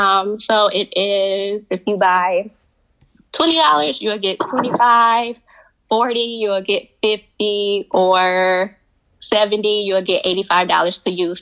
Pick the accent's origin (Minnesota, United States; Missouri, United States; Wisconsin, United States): Wisconsin, United States; Milwaukee; I'm from Milwaukee, Wisconsin.